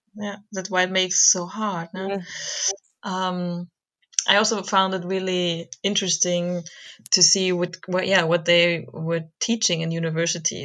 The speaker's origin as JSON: {"language": "English", "country": "Germany", "said": "I'm German"}